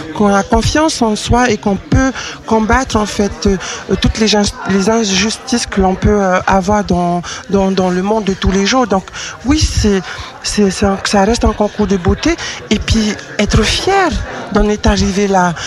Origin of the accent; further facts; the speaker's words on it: French Polynesia; moved away as an adult; now in Lyon, France; je suis originaire de Tahiti